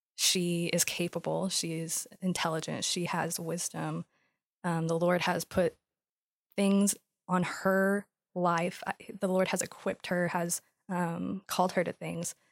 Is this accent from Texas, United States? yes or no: yes; West Texas, United States; moved away as an adult; now in Dallas, United States; I grew up in West Texas, born and raised, moved to Dallas a year ago